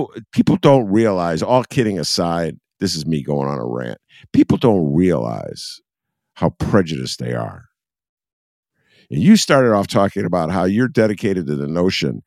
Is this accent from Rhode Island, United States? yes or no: yes; Rhode Island, United States; now in Chicago, United States; I'm from Rhode Island, and we learned about the Revolutionary War was a big deal in Rhode Island